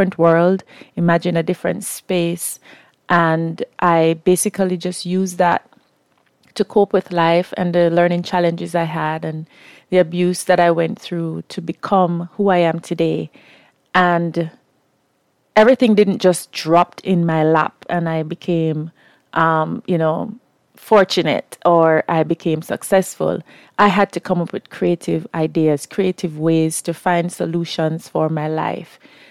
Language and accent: English; Kingston, Jamaica; I am from Kingston, Jamaica. I was born in the inner city